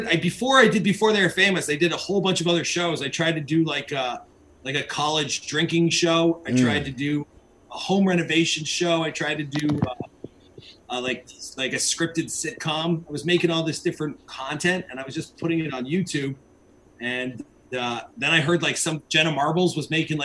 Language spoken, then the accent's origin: English; Mississauga, Ontario, Canada; I'm in Mississauga